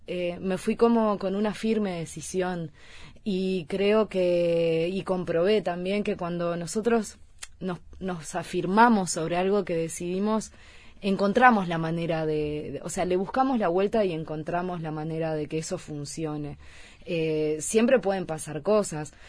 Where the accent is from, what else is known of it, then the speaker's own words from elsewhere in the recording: Uruguay; moved away as an adult; also born or lived in Mallorca; soy cantautora uruguaya